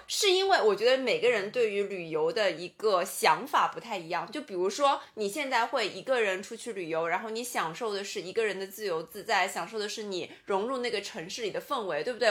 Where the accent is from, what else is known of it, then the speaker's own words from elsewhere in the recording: Shanghai, China; 倒悠悠就是我们上海话就说慢腾腾的